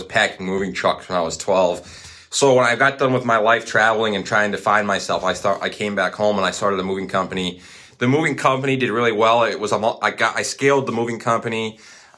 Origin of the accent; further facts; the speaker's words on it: Coon Rapids, Minnesota, United States; now in Duluth, United States; in the Twin Cities in Coon Rapids, Minnesota, my hometown. That's where I grew up